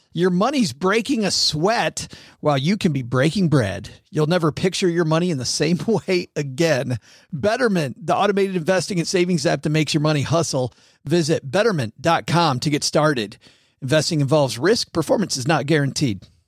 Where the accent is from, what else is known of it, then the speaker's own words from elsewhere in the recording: Detroit, Michigan, United States; moved away; I'm originally from Detroit